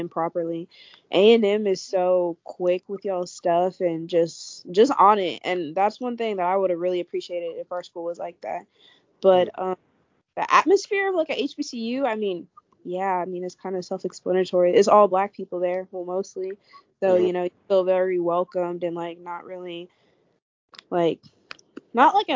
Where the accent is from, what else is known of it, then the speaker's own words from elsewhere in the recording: Richmond, Texas, United States; I'm from Richmond, around Houston, so I've been here, like, all my life